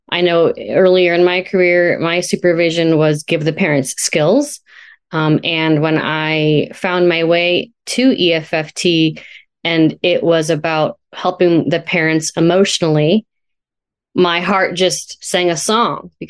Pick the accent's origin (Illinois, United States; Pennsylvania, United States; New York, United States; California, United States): California, United States; now in Washington State, United States; I'm uh, located in Washington State. I'm a transplant from California. So shout out to Sonoma County.